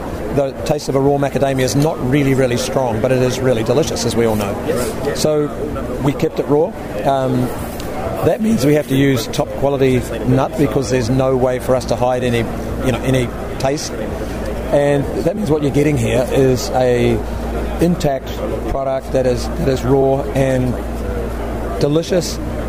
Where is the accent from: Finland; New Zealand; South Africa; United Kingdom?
New Zealand; now in Illinois, United States; from New Zealand, living in Illinois, working for an Australian company.